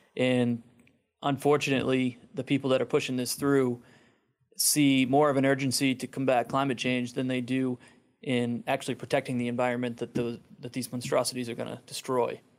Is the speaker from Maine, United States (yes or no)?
yes; Friendship, Maine, United States; I'm from Friendship, Maine